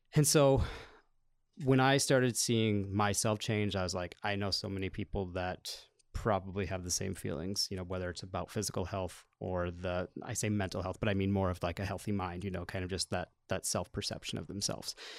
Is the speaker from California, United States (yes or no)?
no; Solon, Iowa, United States; born or raised there